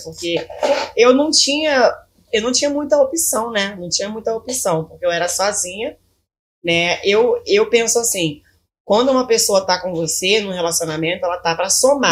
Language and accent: Portuguese; Belford Roxo, Rio de Janeiro, Brazil; Eu sou de Belfor Roxo